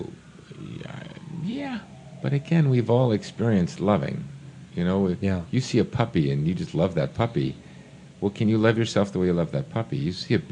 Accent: New York, United States; I grew up in New York.

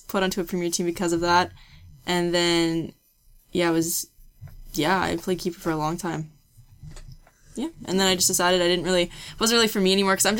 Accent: Saskatoon, Saskatchewan, Canada; I'm from Saskatoon, Saskatchewan.

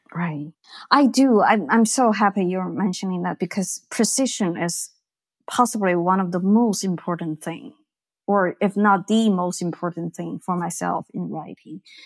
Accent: Beijing, China; I grew up in Beijing, which was a very gray, black, green, you know, dark place.

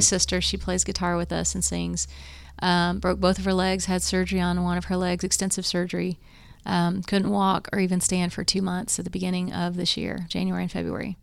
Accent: Morrow, Ohio, United States; now in Tennessee, United States; we grew up in Morrow, which is close to here

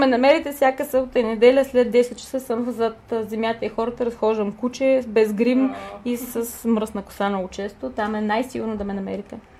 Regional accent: Burgas, Burgas Province, Bulgaria; аз съм от Бургас

